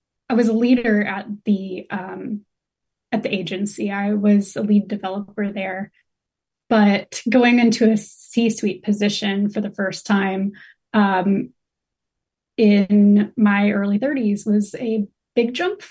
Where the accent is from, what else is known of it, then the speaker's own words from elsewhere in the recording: North Carolina, United States; I was born and raised in North Carolina